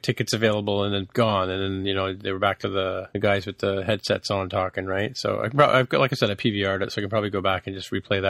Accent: Canada

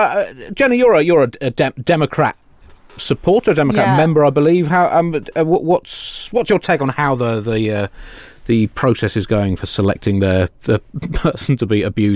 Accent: United Kingdom; we are British at a range of about 8,000 miles.

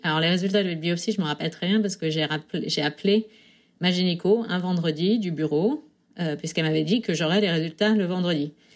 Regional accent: Sarthe, Pays de la Loire, France; moved away as an adult; now in New York, United States; Je viens de la Sarthe

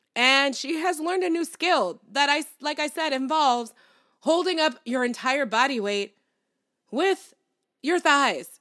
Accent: New York City, New York, United States; as a New Yorker.

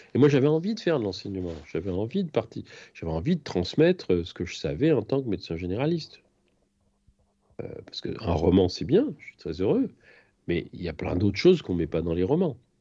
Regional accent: France; moved away as an adult; je suis parti de France

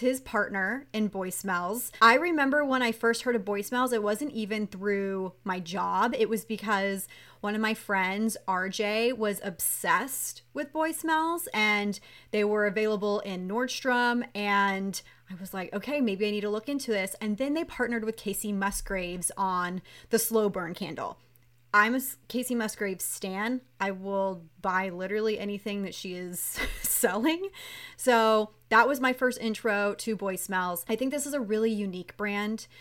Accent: Texas, United States; I'm from Texas

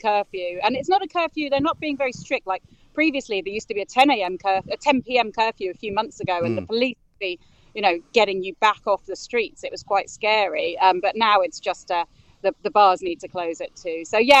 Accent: Spain; now in Brighton, United Kingdom; this is my home. It's where I'm from

